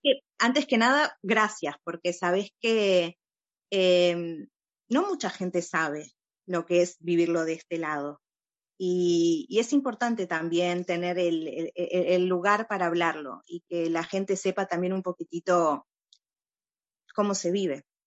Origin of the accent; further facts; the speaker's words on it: Uruguay; now in Ra'anana, Israel; yo nací en Uruguay